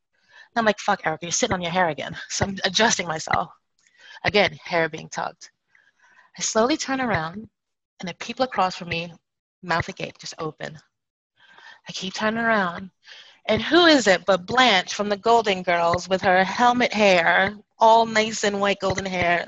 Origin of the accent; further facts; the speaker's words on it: Bradford, Yorkshire and the Humber, United Kingdom; Well, actually, I'm from Bradford, which is in Yorkshire, England. It's further north.